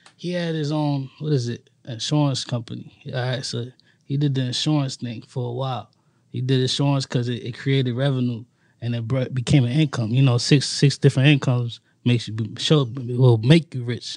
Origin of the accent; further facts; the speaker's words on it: New York City, New York, United States; now in Washington, Pennsylvania, United States; I'm originally from Harlem, New York